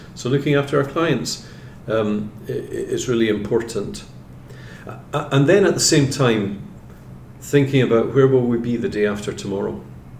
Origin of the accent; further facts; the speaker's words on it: Scotland, United Kingdom; I'm from Scotland